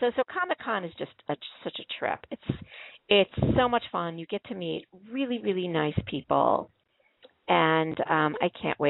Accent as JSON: {"language": "English", "town": "Chicago", "region": "Illinois", "country": "United States", "said": "we're both from Chicago."}